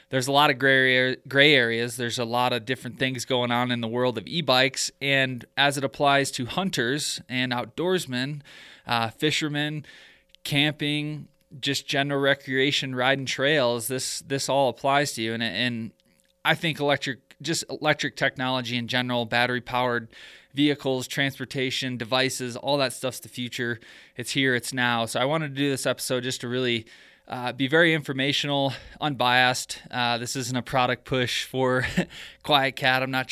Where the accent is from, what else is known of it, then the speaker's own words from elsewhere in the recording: Michigan, United States; I'm originally from Michigan